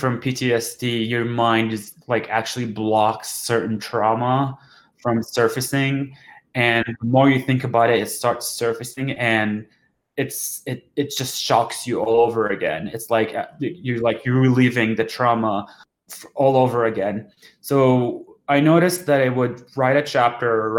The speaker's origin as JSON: {"language": "English", "country": "Jordan", "tie": "born or raised there", "moved": "yes", "lives_now": "Denver, United States", "said": "I'm from Jordan originally, and I live in Denver currently."}